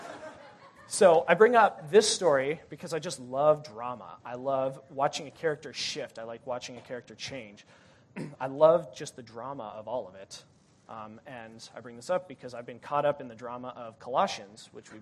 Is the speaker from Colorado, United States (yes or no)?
yes; Denver, Colorado, United States; moved away as an adult; I'm from Denver